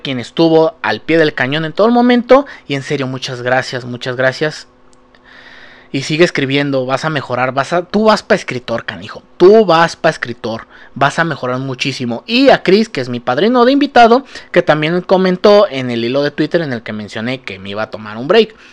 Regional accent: Mexico; Sí, he pecado como mexichango, digo, como mexicano, he pecado muy culero

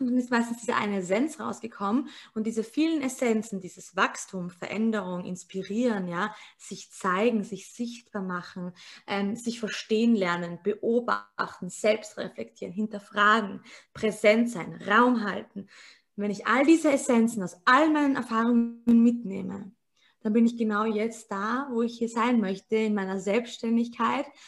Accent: Austria; bei uns in Österreich

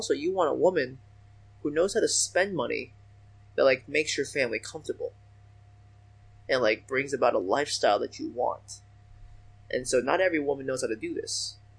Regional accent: China; born there; I was born in China. That's how I got mine.

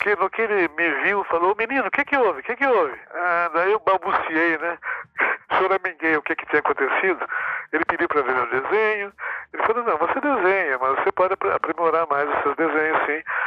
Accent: Mogi das Cruzes, São Paulo, Brazil; also born or lived in Santa Isabel; eu morava numa, numa rua em Mogi das Cruzes, quando eu era garoto

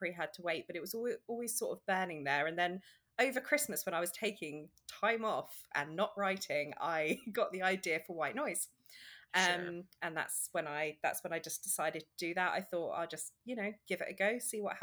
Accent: England, United Kingdom; Was in England. I'm English

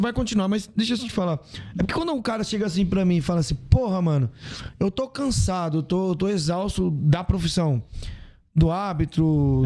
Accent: Ceará, Brazil; Eu sou do Ceará

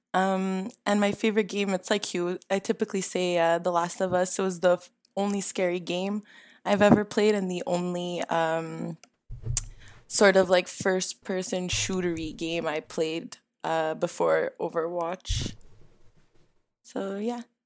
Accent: Canada; I'm a Canadian stereotype

